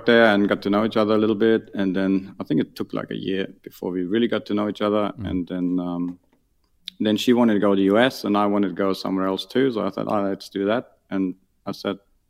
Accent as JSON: {"language": "English", "area": "near Munich, on the Ammersee", "region": "Bavaria", "country": "Germany", "tie": "born or raised there", "moved": "yes", "said": "I grew up near Munich on the Ammersee. So that's like 40 km out of Munich."}